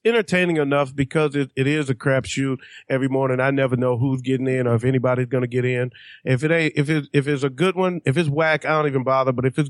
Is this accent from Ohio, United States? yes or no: no; Detroit, Michigan, United States; Well, anyway, you know, I hail from